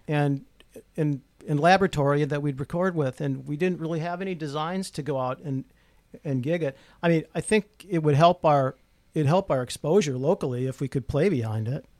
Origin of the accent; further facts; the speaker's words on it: Rochester, United States; I grew up in Rochester